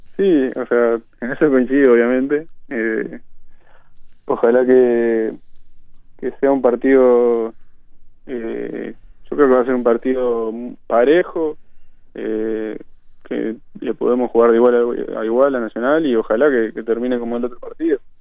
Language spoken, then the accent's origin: Spanish; Barrio Nuevo París, Montevideo, Uruguay; yo nací en Barrio La Valleja y, después con 7, 8 años me mudé a Barrio Nuevo París y desde entonces vivo, vivo ahí